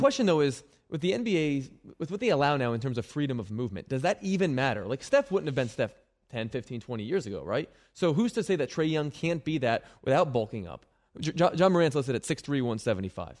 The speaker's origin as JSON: {"language": "English", "town": "Philadelphia", "region": "Pennsylvania", "country": "United States", "tie": "born or raised there", "said": "It's my hometown"}